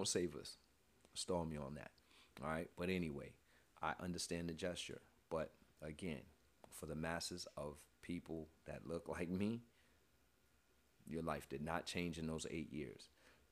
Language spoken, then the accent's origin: English; New York, United States; I was born and raised in New York